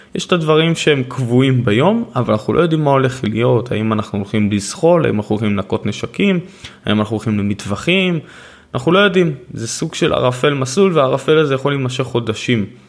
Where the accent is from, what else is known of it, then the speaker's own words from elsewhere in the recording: Haifa, Haifa District, Israel; אני נולדתי בעיר